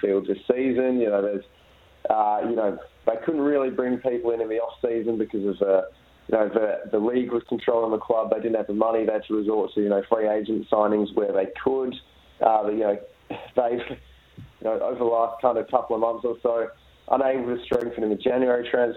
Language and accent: English; Perth, Western Australia, Australia; when I was growing up in Perth